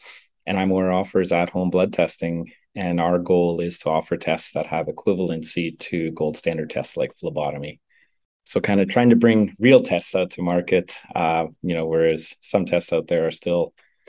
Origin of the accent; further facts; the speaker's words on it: Northern Canada, Canada; I grew up in Northern Canada, where it snows half the year.